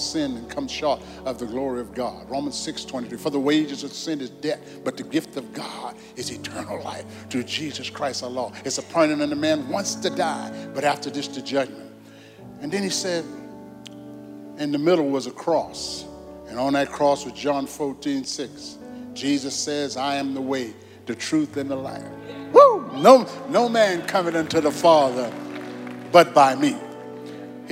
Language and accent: English; New Orleans, Louisiana, United States; I was born in New Orleans, Louisiana